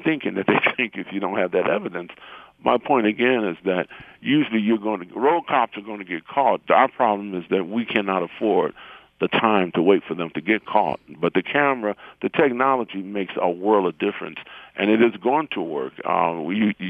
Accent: Detroit, Michigan, United States; since I was a kid growing up in Detroit

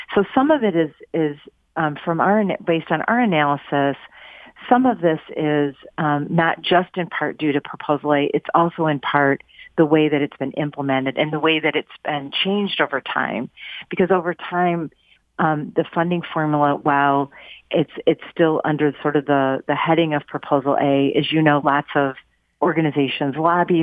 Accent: Pontiac, Michigan, United States; from my hometown. I'm I'm from Pontiac

